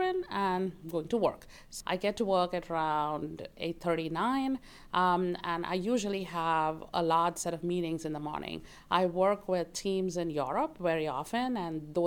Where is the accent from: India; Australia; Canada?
India; Bangalore, Karnataka; moved away as an adult; now in United States; I grew up in Bangalore, India. I lived there for the first 22 years of my life, and then I moved to the United States